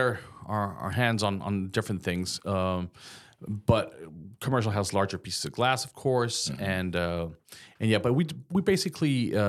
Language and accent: English; Mexico; moved away; I came from Mexico. I was doing a little construction back there, just on a side, and that's how I became in love with the glass industry.